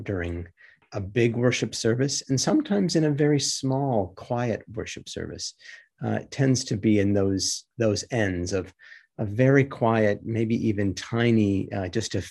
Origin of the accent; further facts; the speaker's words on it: Michigan, United States; my growing up in Michigan, not far from the shores of Lake Superior